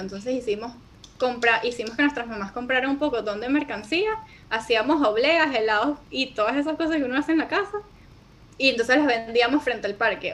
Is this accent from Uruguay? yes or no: no; Venezuela; soy venezolana